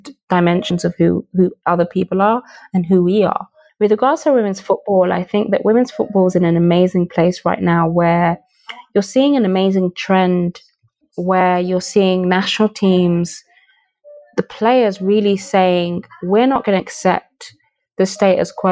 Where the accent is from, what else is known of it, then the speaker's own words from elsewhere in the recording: Birmingham, West Midlands, United Kingdom; also born or lived in Nigeria; I was raised in Birmingham. I was born in Nigeria